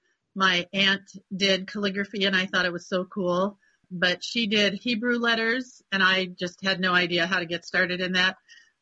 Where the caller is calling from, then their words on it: United States; We are in the Sierra Nevada mountains in between Sacramento and Reno. That's what I usually tell people.